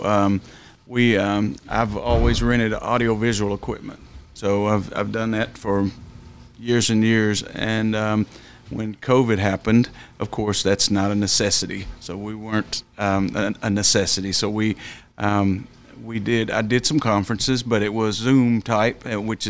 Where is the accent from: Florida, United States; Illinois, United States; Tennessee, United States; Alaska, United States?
Tennessee, United States; Nashville; I grew up in East Nashville in projects my whole life.